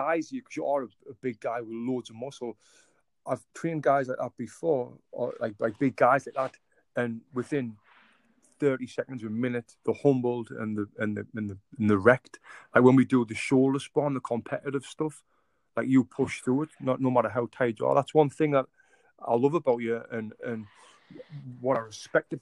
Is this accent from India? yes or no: no; England, United Kingdom; now in United States; I'm actually from England.